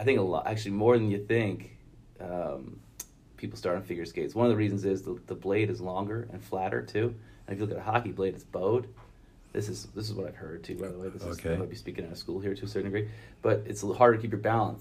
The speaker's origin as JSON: {"language": "English", "town": "Rye", "region": "New York", "country": "United States", "tie": "born or raised there", "said": "Born and raised in Rye"}